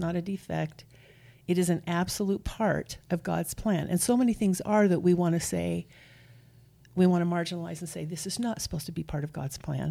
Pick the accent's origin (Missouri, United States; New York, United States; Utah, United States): Utah, United States; Nephi; raised here in Utah. I'm from Nephi.